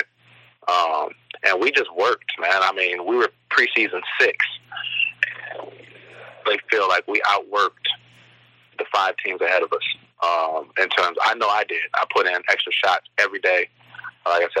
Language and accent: English; South Bend, Indiana, United States; South Bend is it's an awesome town. I love my hometown